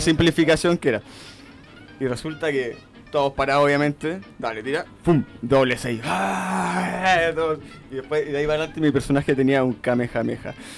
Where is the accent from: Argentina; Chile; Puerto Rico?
Chile; Coquimbo; moved away as an adult; now in Santiago, Chile; Yo soy de Coquimbo, ah. me vine a estudiar para Santiago